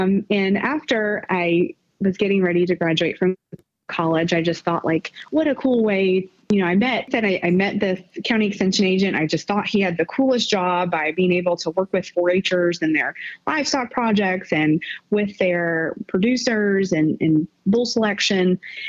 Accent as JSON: {"language": "English", "town": "Greenfield", "region": "Massachusetts", "country": "United States", "tie": "born or raised there", "also_born_or_lived": "Round Rock", "said": "I grew up in Western Mass, Greenfield area. And then I moved with my mom to Central Texas, to Round Rock, to be more specific, which is right above Austin"}